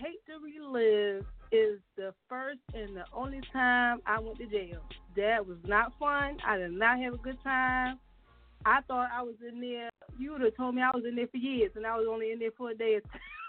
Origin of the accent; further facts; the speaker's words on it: Philadelphia, Pennsylvania, United States; I'm calling from Philly. I'm from Philly.